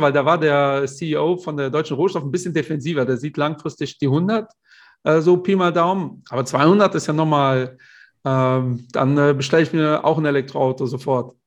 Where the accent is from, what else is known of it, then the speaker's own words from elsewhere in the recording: Portugal; ich bin ja Portugiese